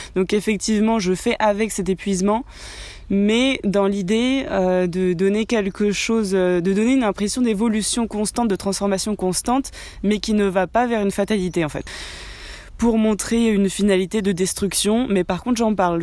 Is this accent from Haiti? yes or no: no; France; franco-argentine. Oui, je suis née en France, mais j'ai euh, toute ma famille en Argentine